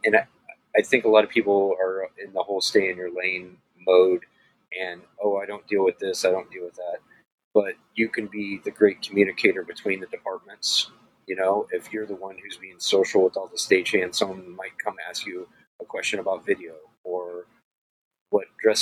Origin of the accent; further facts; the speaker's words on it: Missouri, United States; I'm from Missouri.